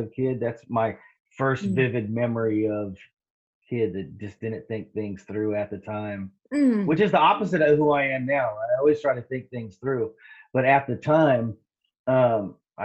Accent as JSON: {"language": "English", "town": "Riverside", "region": "California", "country": "United States", "tie": "born or raised there", "also_born_or_lived": "Santa Ana, California", "moved": "yes", "lives_now": "Washington, United States", "said": "I grew up in Riverside, California"}